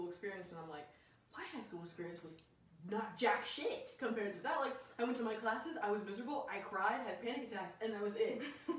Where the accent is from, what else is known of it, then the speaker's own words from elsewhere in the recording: Tennessee, United States; now in Los Angeles, United States; I'm from Tennessee